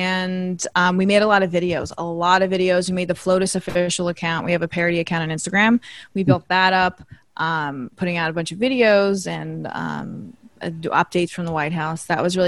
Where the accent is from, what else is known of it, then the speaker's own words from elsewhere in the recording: New York, United States; LA, not for me. I like New York. I'm a New Yorker.